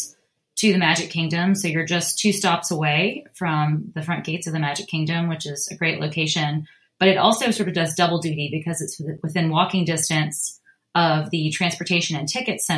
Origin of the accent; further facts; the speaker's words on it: Alabama, United States; I grew up in Alabama